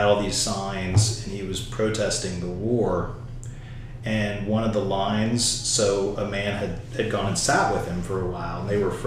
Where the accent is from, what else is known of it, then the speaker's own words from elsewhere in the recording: United States; as a pastor and as an American Christian.